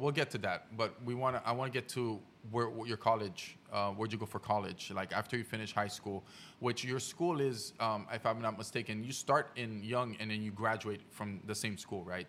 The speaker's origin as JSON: {"language": "English", "country": "Haiti", "tie": "born or raised there", "moved": "yes", "said": "I grew up in Haiti as well"}